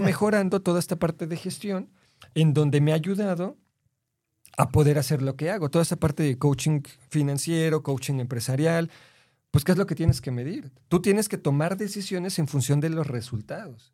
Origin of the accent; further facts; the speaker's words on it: Mexico City, Mexico; yo soy de la, de la Ciudad de México